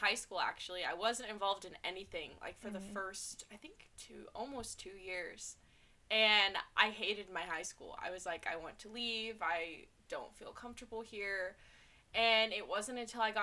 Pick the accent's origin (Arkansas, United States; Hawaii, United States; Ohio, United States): Arkansas, United States; Little Rock; I'm from Little Rock, Arkansas.